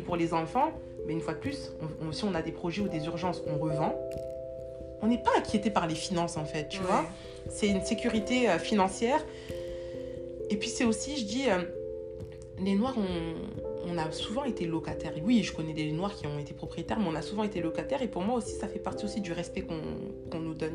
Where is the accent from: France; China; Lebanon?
France; moved away as an adult; now in Canada; on a quitté la France